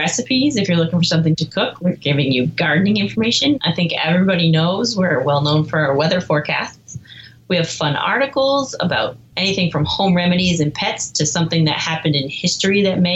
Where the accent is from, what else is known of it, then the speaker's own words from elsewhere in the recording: New Hampshire, United States; I was born and raised in New Hampshire